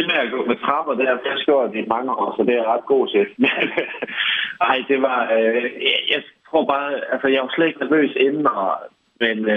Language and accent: Danish; Bramming, Southern Denmark, Denmark; moved away as an adult; also born or lived in England / Sydney, Australia; Nu er jeg jo selv opvokset i, i Bramming og har haft en fantastisk barndom der, men øhm, altså, det gør bare noget andet at se noget andet. Altså, jeg flyttede direkte fra Bramming øh, hjem fra, fra mor af øh, ned til, til Sydney med 5 millioner indbyggere.